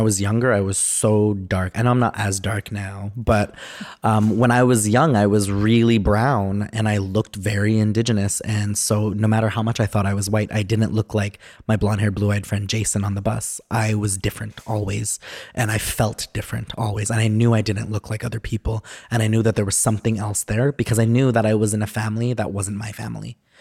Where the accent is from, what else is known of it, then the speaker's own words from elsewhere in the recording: Edmonton, Alberta, Canada; also born or lived in Sherwood Park / Enoch Cree Nation / Alexis Nakota Sioux Nation / Paul First Nation; I grew up in Edmonton and then just, like, a little bit in Sherwood Park